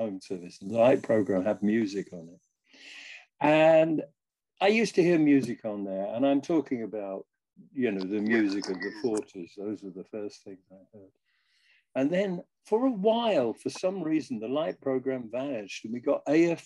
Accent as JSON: {"language": "English", "region": "London", "country": "United Kingdom", "tie": "born or raised there", "said": "I grew up in Wimbledon, a suburb of London."}